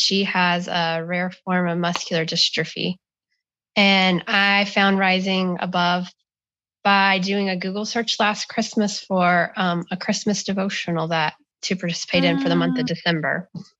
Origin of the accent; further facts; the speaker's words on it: Delaware, United States; I'm from Delaware.